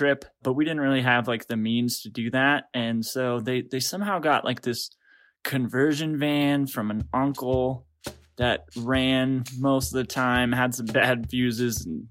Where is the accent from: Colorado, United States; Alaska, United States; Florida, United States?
Colorado, United States; Rocky Mountains of; I'm from the Rocky Mountains of Colorado